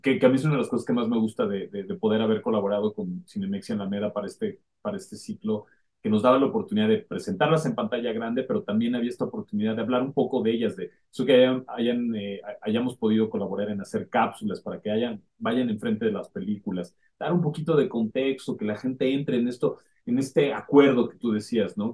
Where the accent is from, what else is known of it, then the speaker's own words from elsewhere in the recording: Mexico; nosotros como mexicanos